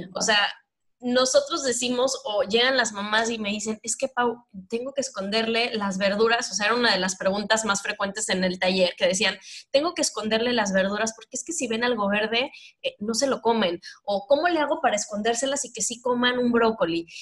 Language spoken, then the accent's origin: Spanish; Mexico; moved away; Yo soy el promedio mexicano que redondeado mide 1,60